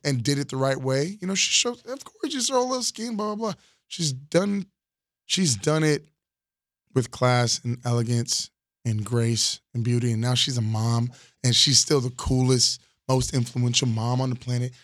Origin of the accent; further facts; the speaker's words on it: Florida, United States; from Florida